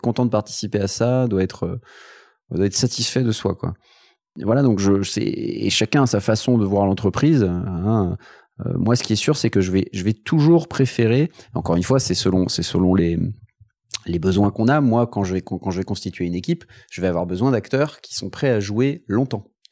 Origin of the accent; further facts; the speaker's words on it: Paris, Île-de-France, France; j'ai grandi à Paris